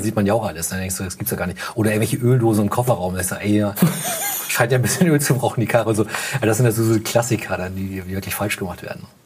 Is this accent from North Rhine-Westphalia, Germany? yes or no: no; Hamburg, Germany; bei uns in Hamburg